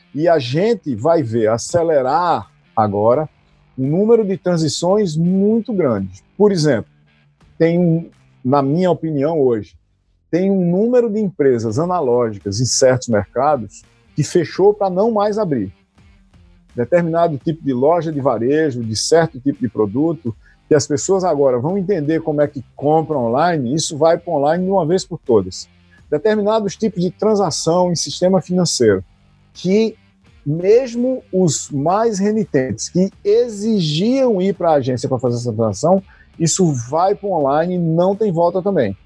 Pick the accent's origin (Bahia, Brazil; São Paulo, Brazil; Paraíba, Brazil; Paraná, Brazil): Paraíba, Brazil; Taperoá; você e eu somos paraibanos, né? E em particular, eu sou de Itaperuá